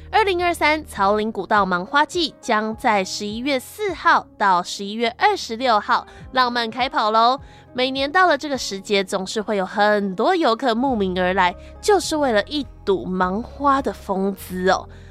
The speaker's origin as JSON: {"language": "Chinese", "region": "Changhua County", "country": "Taiwan", "tie": "born or raised there", "said": "我家乡彰化"}